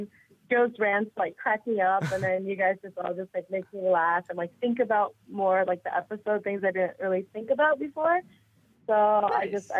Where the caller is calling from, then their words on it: South Korea; I'm calling from Korea.